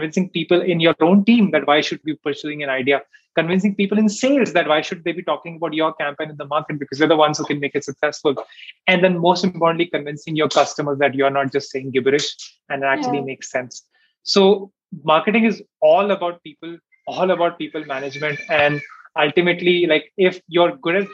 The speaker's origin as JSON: {"language": "English", "region": "Delhi", "country": "India", "also_born_or_lived": "Bangalore", "moved": "yes", "said": "I'm from Delhi as well"}